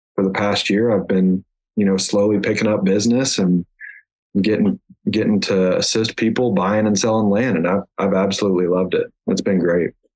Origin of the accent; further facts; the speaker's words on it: Kingfisher, Oklahoma, United States; I grew up in Kingfisher, Oklahoma, which was northwest Oklahoma, and uh, grew up on a farm